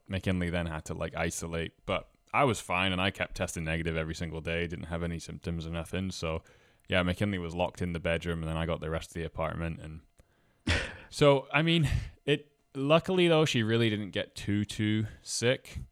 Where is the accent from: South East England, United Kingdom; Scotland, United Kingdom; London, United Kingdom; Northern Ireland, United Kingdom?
Scotland, United Kingdom; moved away as an adult; also born or lived in Toronto, Canada; now in Halifax, Canada; I'm originally from Scotland, and I play the bagpipes